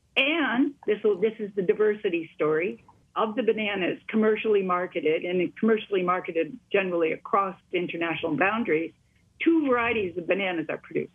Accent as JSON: {"language": "English", "region": "Wisconsin", "country": "United States", "said": "I come from Wisconsin."}